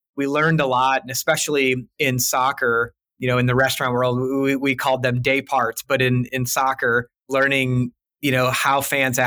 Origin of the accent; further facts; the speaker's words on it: St. Louis, Missouri, United States; I'm born and raised in St. Louis